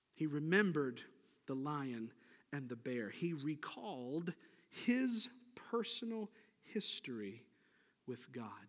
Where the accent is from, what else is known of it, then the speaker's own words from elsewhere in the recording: Niagara Falls, New York, United States; I grew up in Niagara Falls, New York, and, uh, grew up on the Niagara River